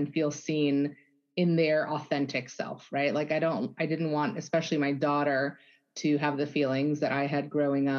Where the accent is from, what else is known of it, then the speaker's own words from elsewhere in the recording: Germany; moved away; So was born and raised in Germany.